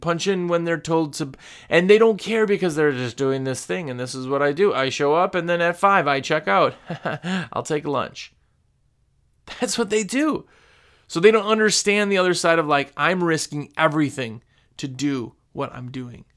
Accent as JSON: {"language": "English", "region": "Wisconsin", "country": "United States", "moved": "yes", "lives_now": "North Carolina, United States", "said": "I'm from Wisconsin, where our spring in Wisconsin started April"}